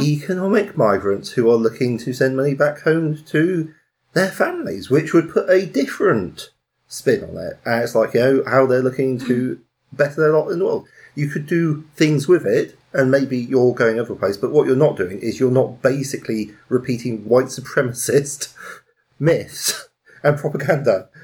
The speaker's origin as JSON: {"language": "English", "country": "United Kingdom", "said": "as British people"}